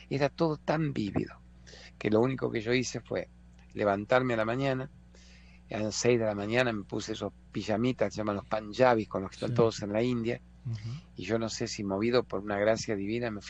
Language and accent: Spanish; Argentina; disculpe, soy un periodista argentino